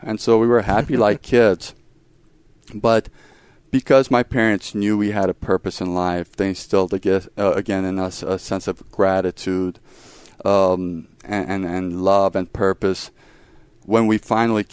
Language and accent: English; Romania; now in United States; And I was born in Romania. I've lived the last 25 years in the U.S. I grew up in a very, very large family, one of 12 children. There were 6 boys and 6 girls in my family. And we grew up in a village about 45 minutes away from where the communist revolution started in Romania.